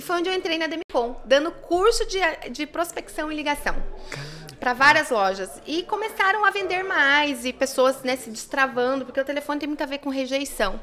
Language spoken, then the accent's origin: Portuguese; Nova Cantu, Paraná, Brazil; moved away as an adult; now in Curitiba, Brazil; eu vim do norte do Paraná uhum. e eu sou da roça mesmo, né? Então eu trabalhei muitos anos na roça. Uhum. Eu vim aqui para Curitiba com 18 anos